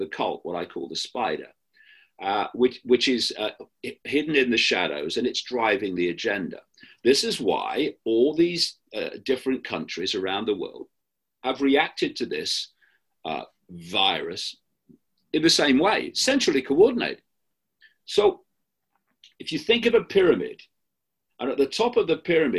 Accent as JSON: {"language": "English", "town": "Leicester", "region": "East Midlands", "country": "United Kingdom", "tie": "born or raised there", "moved": "yes", "said": "My hometown of Leicester in the English Midlands"}